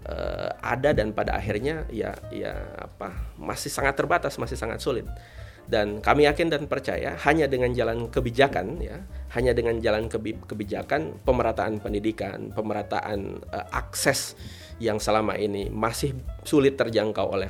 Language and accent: Indonesian; Central Sulawesi, Indonesia; memang kami berasal dari Banggai Kepulauan yang hmm. jauh dari sentral perkotaan